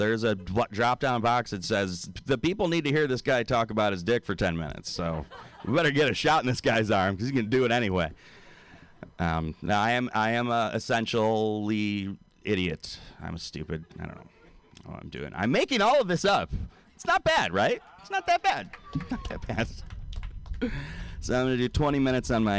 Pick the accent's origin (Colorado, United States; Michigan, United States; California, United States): Michigan, United States; Detroit; now in San Francisco, United States; I'm originally from Detroit, Detroit, Michigan